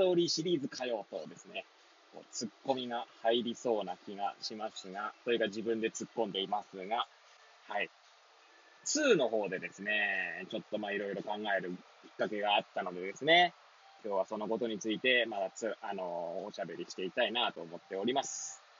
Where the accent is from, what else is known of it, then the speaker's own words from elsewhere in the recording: Hachioji, Tokyo, Japan; now in Kamaishi, Japan; この番組は八王子生まれ八王子育ち震災の前の年から釜石で働くポンコツの頭の中をゆるりと紹介していくそんな番組です。